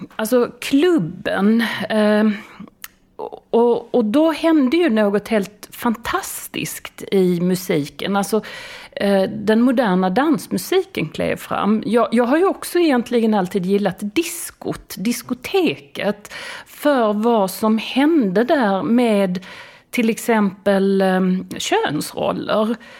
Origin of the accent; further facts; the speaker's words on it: Skåne, Sweden; moved away; jag är, jag är från Skåne